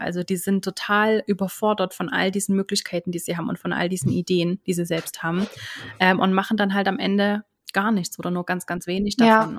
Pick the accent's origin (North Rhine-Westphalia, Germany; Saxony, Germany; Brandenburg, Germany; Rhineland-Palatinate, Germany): Saxony, Germany; near Chemnitz; moved away as an adult; now in Switzerland; ich lebe in der Schweiz, bin aber ursprünglich aus Deutschland, bin ursprünglich aus der Nähe von Chemnitz und bin aber jetzt schon seit zwölf Jahren in der Schweiz